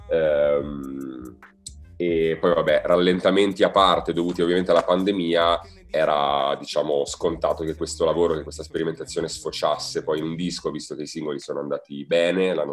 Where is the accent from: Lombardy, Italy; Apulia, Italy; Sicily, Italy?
Lombardy, Italy; Milan; qua a Milano, mia città natale.